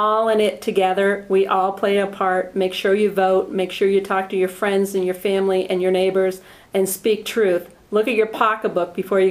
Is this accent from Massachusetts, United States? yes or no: yes; Boston, Massachusetts, United States; moved away as an adult; also born or lived in Canada / Florida / Tennessee / Colorado; now in New Mexico, United States; I was born in Canada. My mom and dad moved to America for one reason alone. That was to live the American dream. So I grew up in the Boston area.